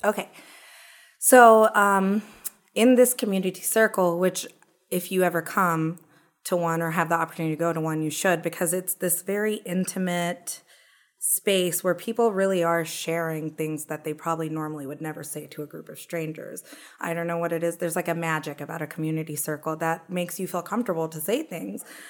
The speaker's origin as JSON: {"language": "English", "town": "Owensboro", "region": "Kentucky", "country": "United States", "tie": "born or raised there", "said": "We're both born and bred in Kentucky"}